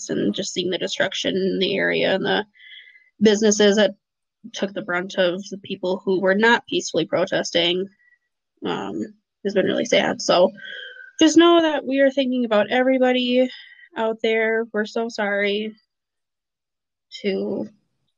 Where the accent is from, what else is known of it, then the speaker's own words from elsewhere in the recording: Minneapolis, Minnesota, United States; I'm from Minneapolis.